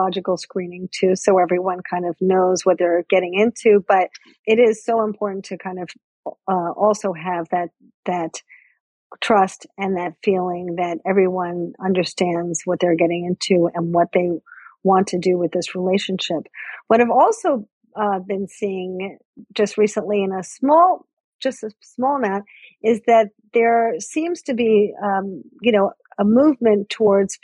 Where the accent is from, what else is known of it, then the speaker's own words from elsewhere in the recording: United States; as an American